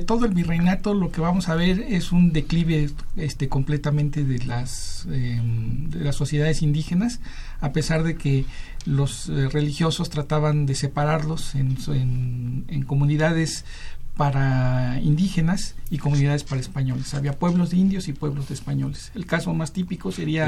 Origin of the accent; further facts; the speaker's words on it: Mexico; lo que somos ahora los, mexicanos